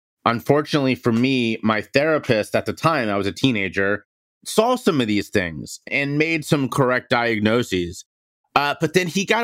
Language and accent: English; Cincinnati, Ohio, United States; moved away; I'm from Cincinnati, Ohio. I grew up in a very athletic family